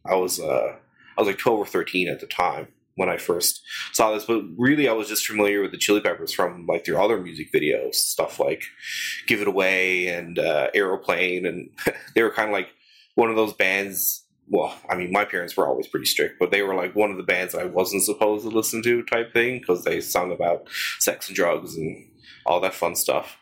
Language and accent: English; St. John's, Newfoundland and Labrador, Canada; also born or lived in Mount Pearl, Canada; I'm from born and raised in St. John's, and, and I live in, in St. John's, Mount Pearl now